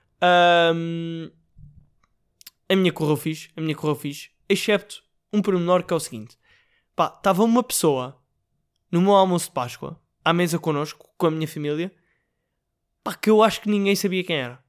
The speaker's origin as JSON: {"language": "Portuguese", "country": "Portugal"}